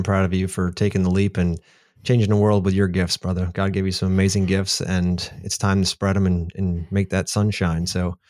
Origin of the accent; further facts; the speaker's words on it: Easton, Pennsylvania, United States; I was born and raised in Easton, Pennsylvania, a little town next to the Delaware River, about as east of, as far as east you can get in Pennsylvania before you end up in New Jersey.